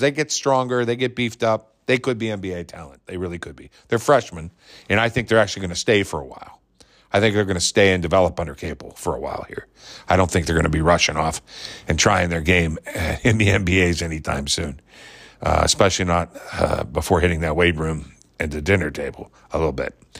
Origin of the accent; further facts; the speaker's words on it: Pittsburgh, Pennsylvania, United States; I come home to my hometown that I missed, that I grew up in until I was nine, moved away from for four years, I come back to it